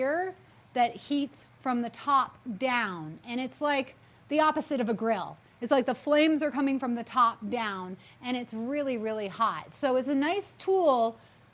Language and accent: English; New England, United States